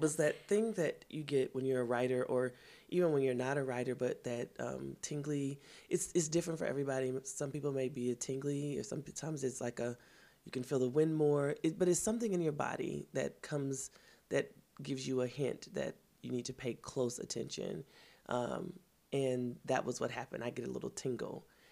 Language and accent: English; Kansas City, Missouri, United States; I'm from Kansas City, Missouri